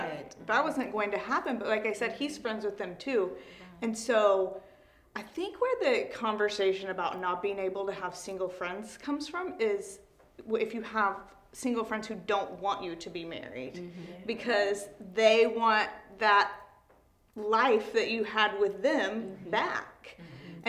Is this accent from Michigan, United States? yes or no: no; Missouri, United States; moved away; I'm from Missouri